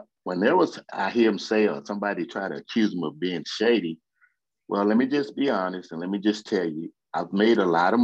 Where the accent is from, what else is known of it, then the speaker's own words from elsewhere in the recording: Houston, Texas, United States; I'm from Third Ward